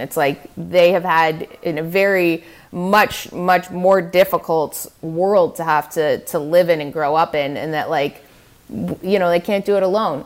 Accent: Canada; also born or lived in Manhattan, New York; now in New York, United States; as a Canadian in the States

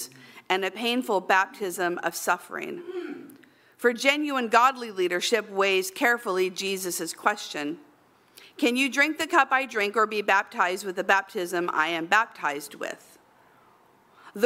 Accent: Central Valley, California, United States; in the Central Valley where I lived

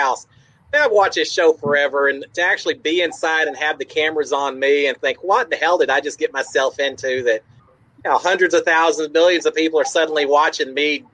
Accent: Dallas, Texas, United States; also born or lived in Houston, Texas; I grew up in the Dallas-Fort Worth area, so I grew up a Cowboys fan

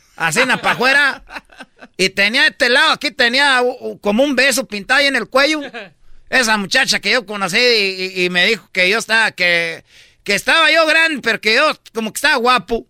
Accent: Michoacán, Mexico; ya sabe dónde soy yo, de Michoacán, ¿eh? La raza de Michoacán, con calidad

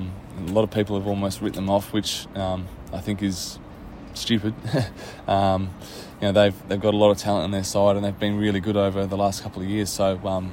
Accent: Western Australia, Australia; I'm West Australian and a very proud one

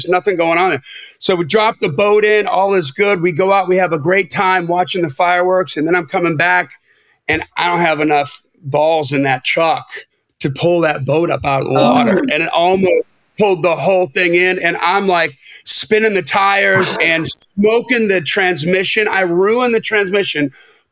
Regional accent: Wisconsin, United States; moved away as an adult; now in Nashville, United States; I grew up in Wisconsin

